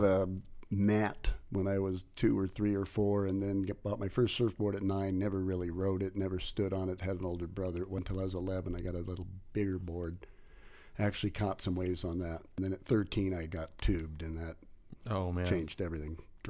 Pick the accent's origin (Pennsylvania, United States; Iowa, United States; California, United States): California, United States; Malibu; I was raised on Malibu, and it was crowded even in 1972.